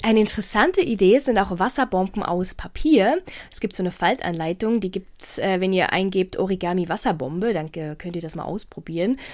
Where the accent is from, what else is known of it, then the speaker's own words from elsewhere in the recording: Portugal; moved away; in meinem Heimatland in Portugal